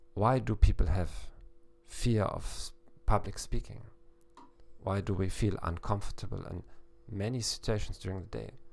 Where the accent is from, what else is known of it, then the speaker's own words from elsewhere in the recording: Hamburg, Germany; now in South Eastern Europe; I'm a psychologist from Hamburg, Germany